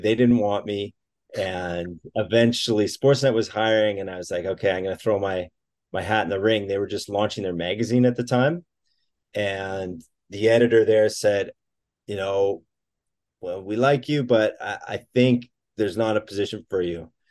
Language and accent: English; Collingwood, Ontario, Canada; I grew up in Collingwood